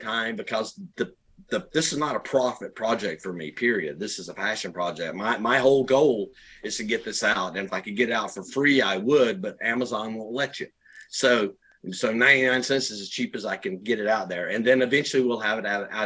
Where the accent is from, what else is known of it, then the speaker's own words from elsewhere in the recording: Rockdale County, Georgia, United States; moved away as an adult; also born or lived in Arizona / Conyers, Georgia; now in South Georgia, United States; we're both from Rockdale County.